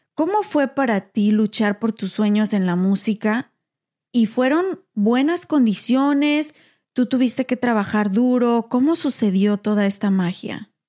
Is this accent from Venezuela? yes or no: no; Mexico; now in United States; como mexicana